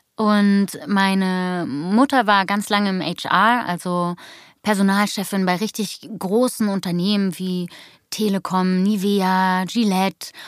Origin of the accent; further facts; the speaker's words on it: Berlin, Germany; Ich bin der echte Berliner Jöre, hier geboren, aufgewachsen.